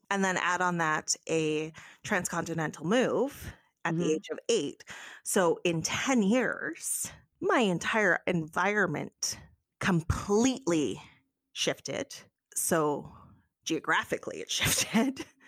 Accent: Canada; as a Canadian

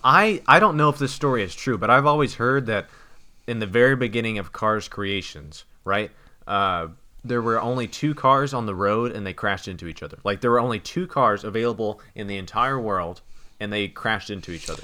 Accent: United States; I'm an American

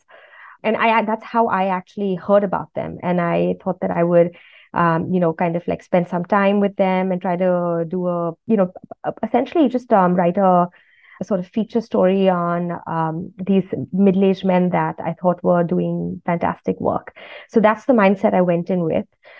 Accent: India; growing up in India, I had that sense that I was in a part of the world that was rising

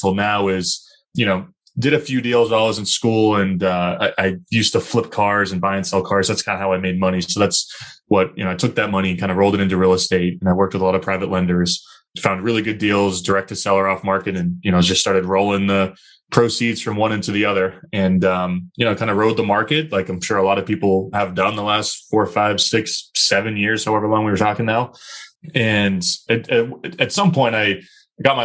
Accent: Chester, New Hampshire, United States; moved away as an adult; now in Boston, United States; So I grew up southern New Hampshire, a really small town called Chester, New Hampshire

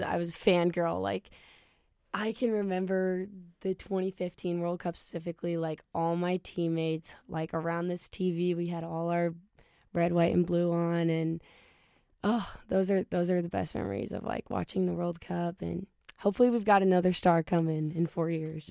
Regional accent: Ankeny, Iowa, United States; moved away as an adult; now in Kansas City, United States; I am from Ankeny, Iowa

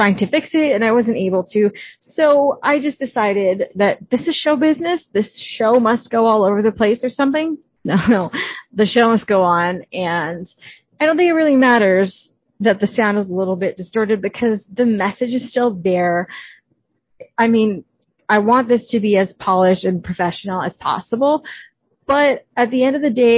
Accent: Canada; I'm Canadian

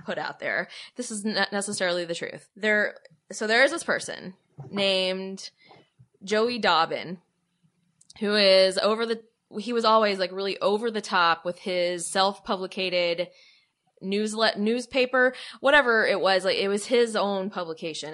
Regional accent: Arlington, United States; moved away; I'm from Arlington.

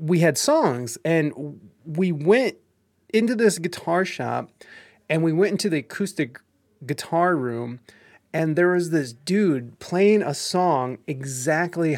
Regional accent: Ohio, United States; we're from Ohio

